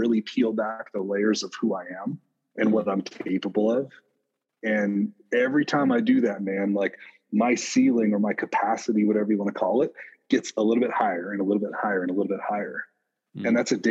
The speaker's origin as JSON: {"language": "English", "region": "Montana", "country": "United States", "tie": "born or raised there", "said": "right here in near my hometown"}